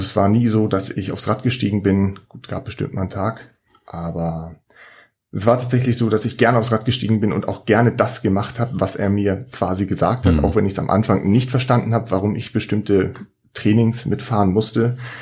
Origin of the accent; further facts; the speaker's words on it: Schleswig-Holstein, Germany; ich komme hier aus Schleswig-Holstein